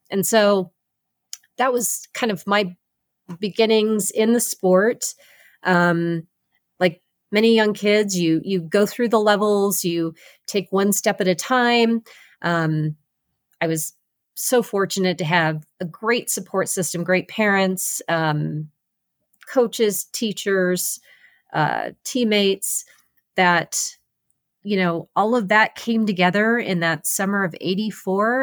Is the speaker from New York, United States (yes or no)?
no; Los Angeles, California, United States; competing in Los Angeles, right in my hometown backyard